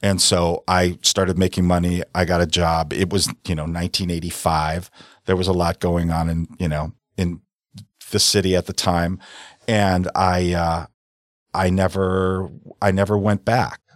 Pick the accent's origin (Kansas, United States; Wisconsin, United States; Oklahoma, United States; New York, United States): Wisconsin, United States; South Milwaukee; I grew up in South Milwaukee